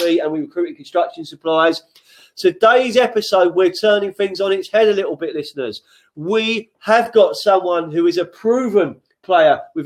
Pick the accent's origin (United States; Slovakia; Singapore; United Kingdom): United Kingdom; London; moved away as an adult; now in Sussex, United Kingdom; I'm from West London